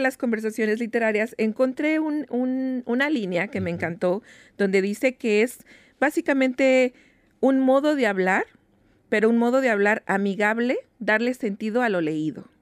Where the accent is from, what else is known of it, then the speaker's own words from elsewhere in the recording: Mexico; now in Seattle, United States; nosotros como mexicanos